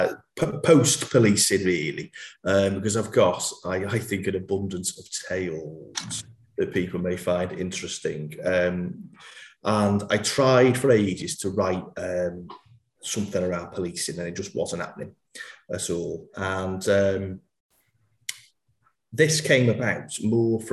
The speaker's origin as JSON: {"language": "English", "area": "Merseyside", "region": "North West England", "country": "United Kingdom", "accent": "guttural accent", "said": "I'm from the Merseyside area"}